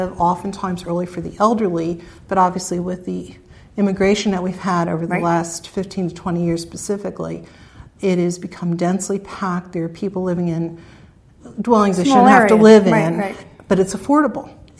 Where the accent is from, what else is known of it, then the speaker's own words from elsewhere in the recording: Millbrook, United States; now in Reading; I grew up in Millbrook, which is just north of Reading, of course, when it was rural